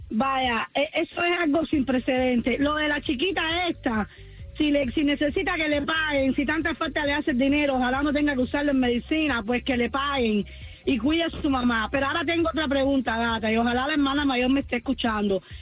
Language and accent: Spanish; Cuba; moved away; porque ese fue el trato que yo hice con ella cuando yo salí de Cuba.